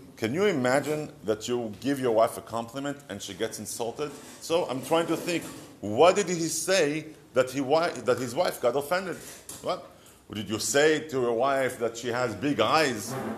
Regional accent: Israel; accent: Israeli; English is a second language; moved away; years of me trying to get rid of my Israeli accent

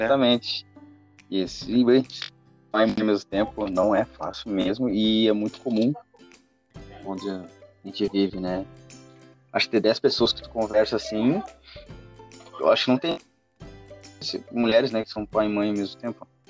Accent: Santa Maria, Rio Grande do Sul, Brazil; nós somos de Santa Maria

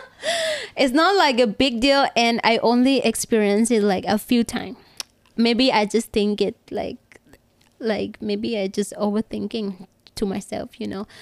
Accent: Bangkok, Thailand; I'm from Bangkok

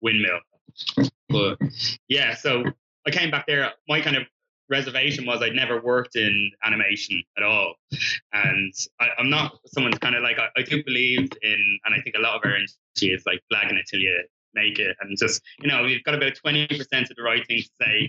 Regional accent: Dublin, Leinster, Ireland; moved away as an adult; now in United Kingdom; I was from Dublin working there

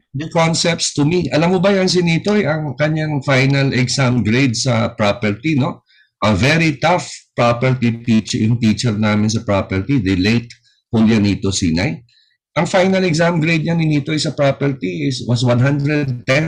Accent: Parañaque, Metro Manila, Philippines; Taga Paranaque ako, ang opisina ko was in Tramuros

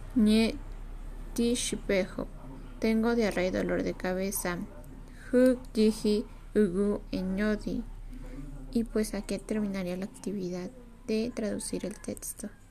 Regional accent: Temascalcingo, State of Mexico, Mexico; also born or lived in Cerritos de Cárdenas; Soy de Temascalcingo

